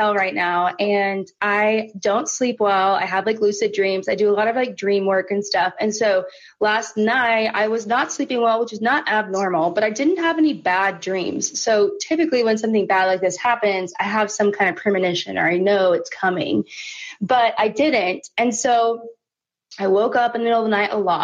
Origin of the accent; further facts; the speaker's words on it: Oklahoma City, Oklahoma, United States; I'm from Oklahoma City